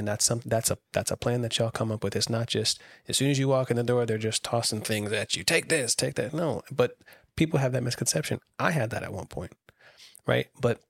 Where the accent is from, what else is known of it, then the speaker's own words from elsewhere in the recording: Camp Lejeune, North Carolina, United States; I grew up on the Marine Corps base out in Camp Lejeune.